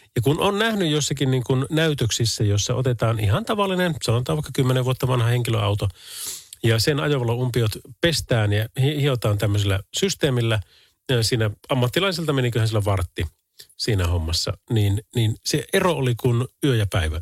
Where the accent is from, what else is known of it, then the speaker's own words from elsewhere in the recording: Oulu, North Ostrobothnia, Finland; Täällä ollaan Oulusta